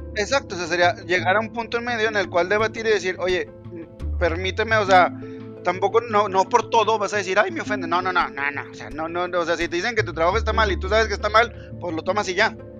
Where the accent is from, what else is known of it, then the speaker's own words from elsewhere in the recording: central Mexico, Mexico; tú y yo, que somos mexicanos del centro del país